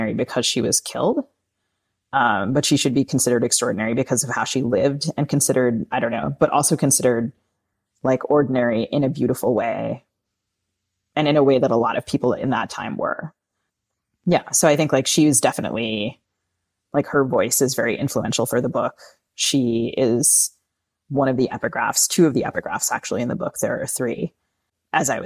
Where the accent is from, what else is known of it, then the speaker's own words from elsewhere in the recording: United States; I as an American